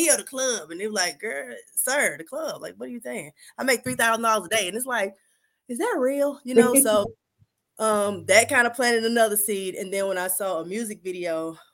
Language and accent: English; Atlanta, Georgia, United States; I'm from Atlanta, Georgia, born and raised, still here